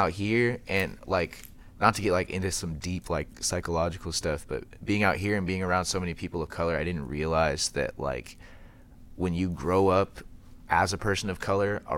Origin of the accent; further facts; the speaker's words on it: Tri-Cities, Washington, United States; moved away as an adult; also born or lived in Tacoma, Washington; now in Seattle, United States; I grew up in Tri-Cities, and I graduated high school